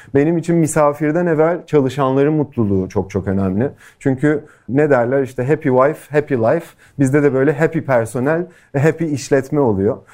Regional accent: Turkey; moved away as an adult; also born or lived in Los Angeles, United States; Türkiye'ye dönmeye karar verdim

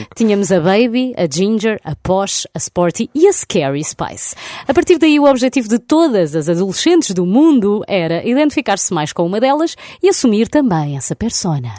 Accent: Portugal; na minha aldeia recôndita

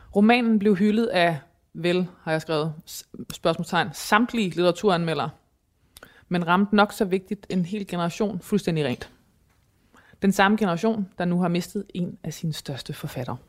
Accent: Thy, Northwest Jutland, North Denmark Region, Denmark; jeg kommer fra Nordvestjylland i Thy

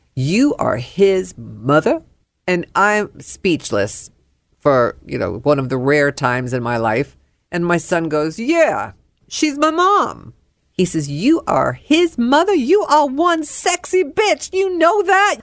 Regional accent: New York, United States; now in Dallas, United States; I am a New Yorker.

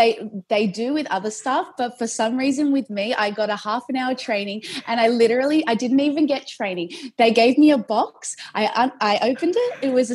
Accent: Sydney, New South Wales, Australia; I'm from Sydney.

